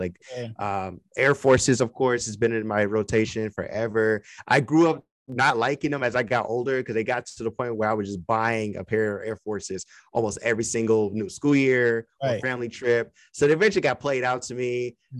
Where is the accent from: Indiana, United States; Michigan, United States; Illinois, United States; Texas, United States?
Michigan, United States; Detroit; also born or lived in California; So yeah, I'm really from Detroit, but I moved to California and I was out there for about 3 years in the San Francisco Bay Area.